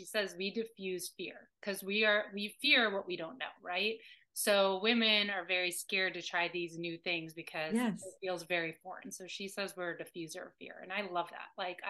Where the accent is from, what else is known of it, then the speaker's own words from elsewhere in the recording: Alabama, United States; from Alabama. Come on.